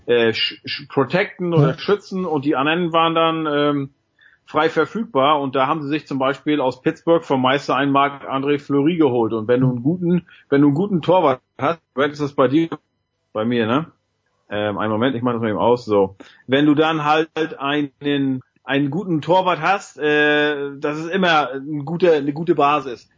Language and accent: German; East Germany, Germany; bei uns im Osten